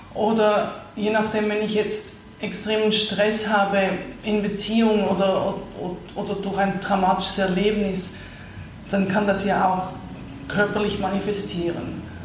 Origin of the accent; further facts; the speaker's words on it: Zurich, Switzerland; moved away; also born or lived in Vancouver / New York; ich bin ursprünglich aus Zürich, habe lange in Nordamerika gelebt, in Vancouver als letztes und vorher noch in New York und jetzt bin ich seit zwei Jahren zurück in Zürich